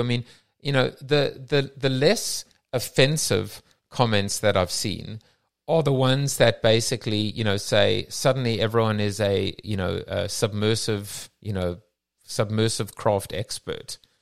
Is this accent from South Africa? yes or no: yes; South Africa; now in London, United Kingdom; I'm from South Africa